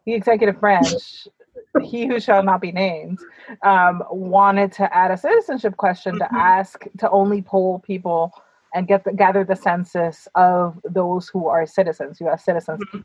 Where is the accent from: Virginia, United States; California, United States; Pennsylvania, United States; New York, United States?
New York, United States; I say I'm from mm-hmm. New York